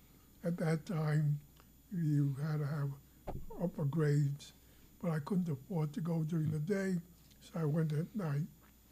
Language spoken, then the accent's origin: English; New York City, New York, United States; moved away as an adult; also born or lived in Indiana / Chicago; now in Long Island, United States; when I was growing up in Brooklyn.